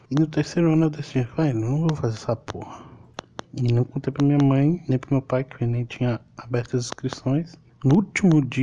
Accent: Pirapora, Minas Gerais, Brazil; born there; Eu sou mineiro, nasci no norte de Minas Gerais, Pirapora, uma cidade quente para um caralho odeio calor.

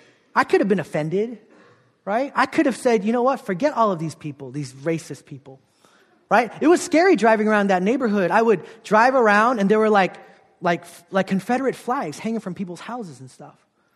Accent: South Korea; But I grew up in Korea. Ostracized, kind of feeling out of place as a half Korean, half Filipino kid.

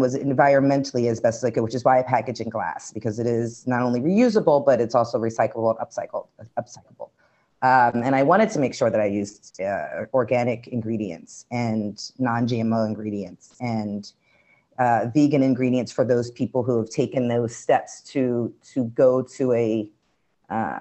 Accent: Philadelphia, Pennsylvania, United States; moved away; also born or lived in Brooklyn, New York; being born and raised in Philly

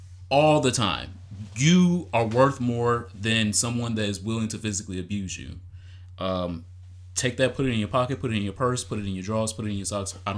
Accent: Memphis, Tennessee, United States; I'm from Memphis. I drag holes in this bitch.

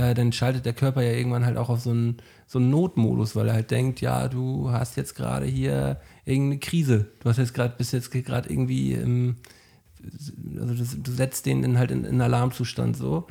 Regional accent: Flensburg, Schleswig-Holstein, Germany; moved away as an adult; now in Hamburg, Germany; Ich bin ein Flensburger, der jetzt seit acht Jahren in Hamburg wohnt

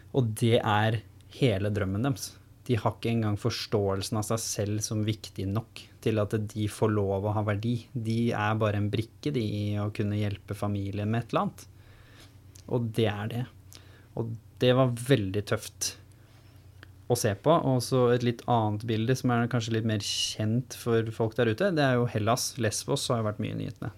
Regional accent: Norway; jeg har jo vokst opp med å være annerledes på bygda

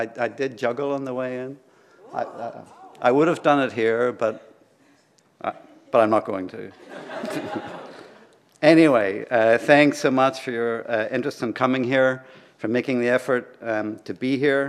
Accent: Ireland; I'm from Ireland, so I feel this loss very deeply.

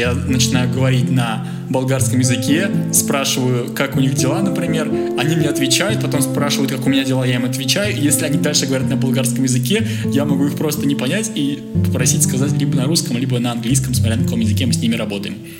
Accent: Russia; moved away; Я, конечно, из России

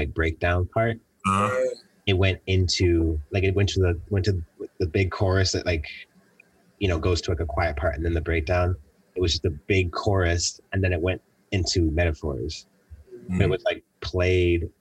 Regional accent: Buffalo, New York, United States; moved away as an adult; also born or lived in Los Angeles; leaving Buffalo

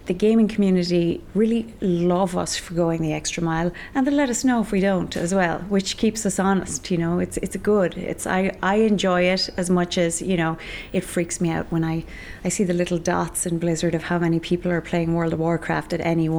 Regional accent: East Galway, Connacht, Ireland; growing up in East Galway, in a village of 580 people

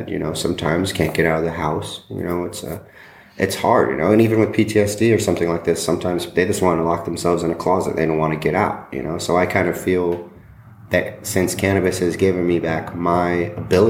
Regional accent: Weslaco, Texas, United States; moved away as an adult; also born or lived in Colorado; I'm from Weslaco, Texas, and I'm an activist and filmmaker

